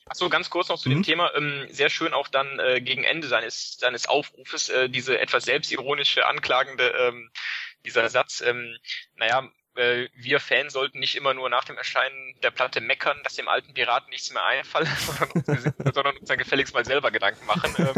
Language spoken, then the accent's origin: German; Leverkusen, North Rhine-Westphalia, Germany; born or raised there